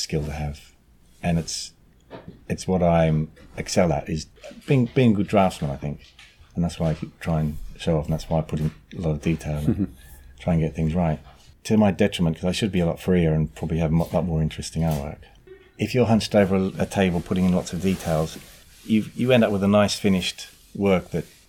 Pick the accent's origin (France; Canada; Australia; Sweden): Australia; moved away as an adult; now in England; I grew up in Australia